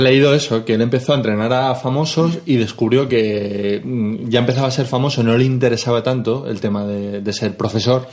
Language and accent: Spanish; Madrid, Community of Madrid, Spain; yo soy de Villaverde y digo luchacos.